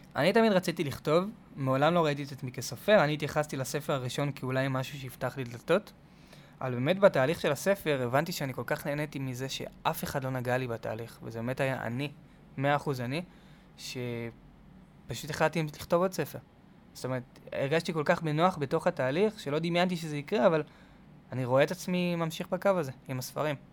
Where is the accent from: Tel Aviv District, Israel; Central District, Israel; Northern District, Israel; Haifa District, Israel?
Tel Aviv District, Israel; Tel Aviv; אני גדלתי בתל אביב